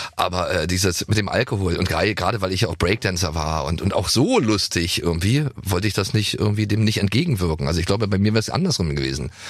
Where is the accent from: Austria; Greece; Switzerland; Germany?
Germany; East Germany